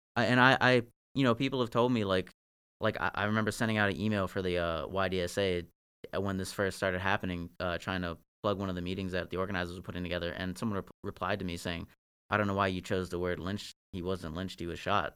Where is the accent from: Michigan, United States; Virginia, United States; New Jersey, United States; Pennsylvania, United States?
Virginia, United States; Northern; I'm from Virginia. Like, I, I grew up in Northern Virginia, but that was out in Marshall where my dad lived.